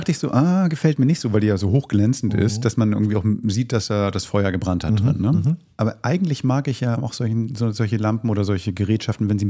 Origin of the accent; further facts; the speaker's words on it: Hamburg, Germany; Wir haben einen wirklich tollen Musiker, und das sage ich als Hamburger, weil er ist Hamburger